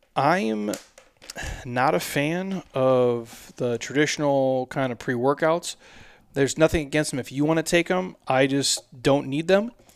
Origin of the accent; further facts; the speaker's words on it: by the Mississippi River, Midwest, United States; I'm from the Midwest.